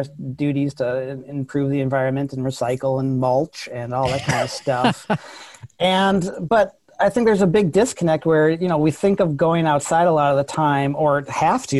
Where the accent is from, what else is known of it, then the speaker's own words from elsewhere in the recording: Minnesota, United States; moved away; also born or lived in New York; growing up in Minnesota